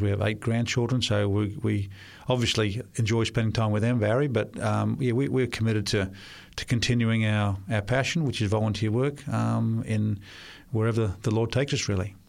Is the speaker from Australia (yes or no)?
yes; Sydney, New South Wales, Australia; first language Russian; English is a second language; I was born in Australia, um, in Sydney. uh, into a Russian-speaking